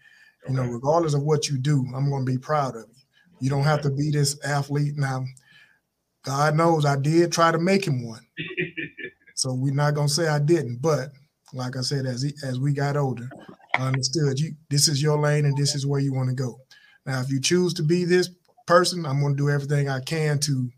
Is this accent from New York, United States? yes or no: no; Appling, Georgia, United States; growing up in Applin, Georgia